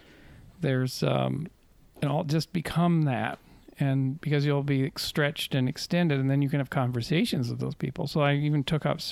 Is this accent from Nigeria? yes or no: no; Canada; moved away; I'm from Canada